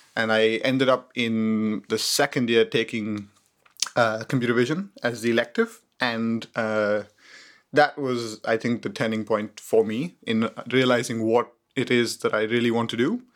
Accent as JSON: {"language": "English", "town": "Mumbai", "region": "Maharashtra", "country": "India", "tie": "born or raised there", "also_born_or_lived": "Cambridge, United Kingdom", "moved": "as an adult", "said": "I was born in India, in Mumbai. I studied there until I was eighteen years old."}